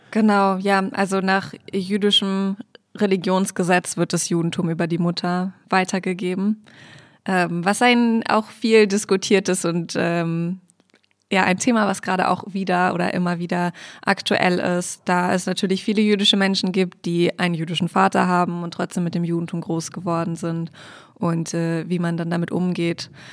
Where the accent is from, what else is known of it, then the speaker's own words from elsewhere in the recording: Hanover, Lower Saxony, Germany; now in Berlin, Germany; Ich komme aus Hannover, gebürtig